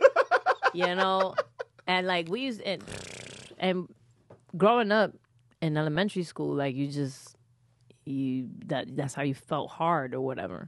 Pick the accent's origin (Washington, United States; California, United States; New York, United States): New York, United States; New York City; first language Spanish; English is a second language; I'm from the Bronx